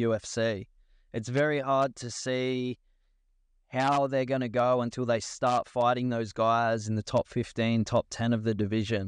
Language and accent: English; Australia; I'm proud of being an Australian fighter